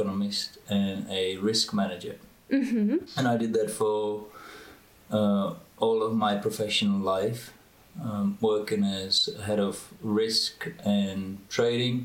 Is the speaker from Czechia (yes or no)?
yes; Czechia; born or raised there; moved away as an adult; also born or lived in United States / Oxford, England / London, England / Boston, United States